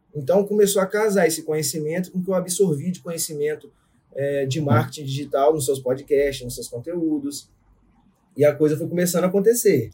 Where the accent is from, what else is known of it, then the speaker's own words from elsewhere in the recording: São José de Ubá, Rio de Janeiro, Brazil; accent: mineiro; moved away as an adult; now in Vila Velha, Brazil; São José de Ubar, interior do Rio de Janeiro. Muito pequenininho, próximo a Itaperuna.